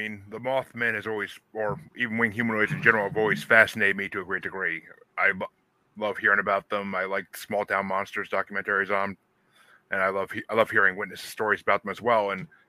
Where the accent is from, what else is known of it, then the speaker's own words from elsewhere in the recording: Massachusetts, United States; I'm from Massachusetts myself, so we have a lot of the similar things because it's Northeast history.